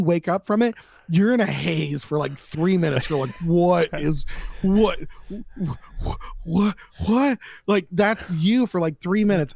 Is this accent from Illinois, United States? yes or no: no; Florida, United States; I'm from Florida